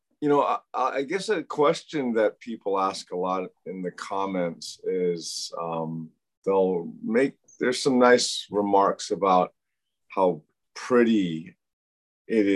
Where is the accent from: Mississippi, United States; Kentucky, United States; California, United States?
Kentucky, United States; Louisville; now in Hawaii, United States; I was born in Louisville, Kentucky